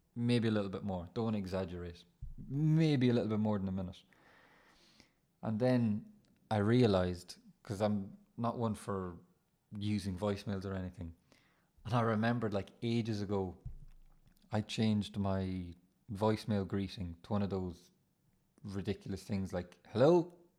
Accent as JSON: {"language": "English", "country": "Ireland", "said": "you start to feel proud about being Irish"}